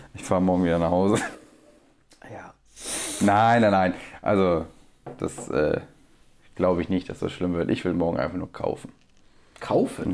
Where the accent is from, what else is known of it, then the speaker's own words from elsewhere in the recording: Bremerhaven, Bremen, Germany; moved away; also born or lived in Wangen; wir haben Bremerhaven, wo ich herkomme